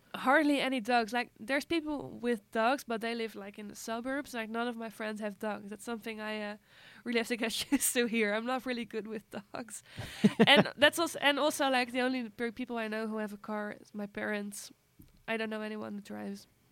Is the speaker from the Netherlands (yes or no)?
yes; Netherlands; moved away; in Holland we uh, talk less like interactively